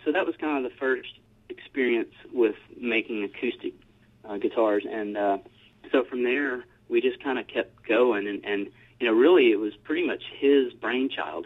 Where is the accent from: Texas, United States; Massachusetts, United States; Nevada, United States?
Texas, United States; Taylor; I grew up just northeast of Austin, Texas, in a little town called Taylor